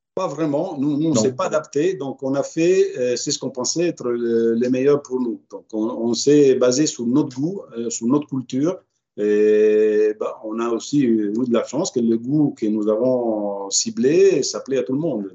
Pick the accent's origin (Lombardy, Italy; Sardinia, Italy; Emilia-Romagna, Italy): Emilia-Romagna, Italy; Reggio Emilia; moved away as an adult; now in Paris, France; ma ville natale de Reggio Emilia